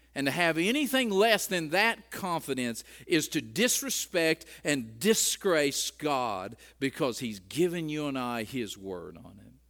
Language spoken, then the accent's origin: English; United States